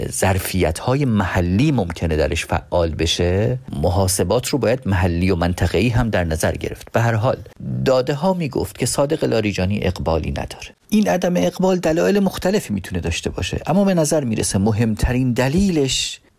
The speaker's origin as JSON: {"language": "Persian", "region": "northern Iran", "country": "Iran", "said": "با توجه به اینکه خودم شمالی هستم"}